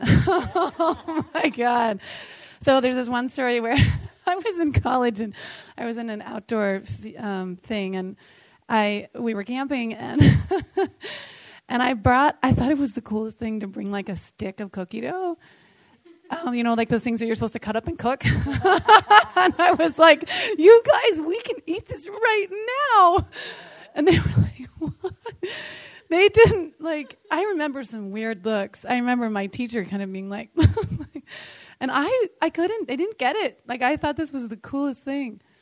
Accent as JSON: {"language": "English", "town": "San Francisco", "region": "California", "country": "United States", "said": "I'm from San Francisco"}